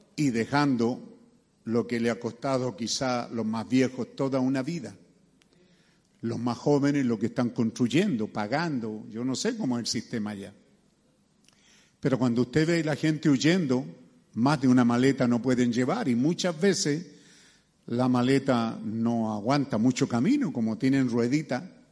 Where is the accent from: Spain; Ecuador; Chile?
Chile; somos chilenos